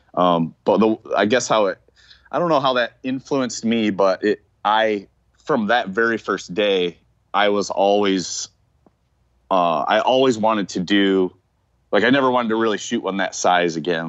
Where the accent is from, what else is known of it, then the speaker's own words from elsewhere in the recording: Michigan, United States; I was from Michigan